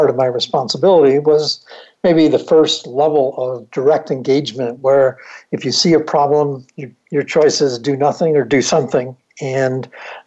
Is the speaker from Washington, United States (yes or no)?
no; Buffalo, New York, United States; I grew up in Buffalo, New York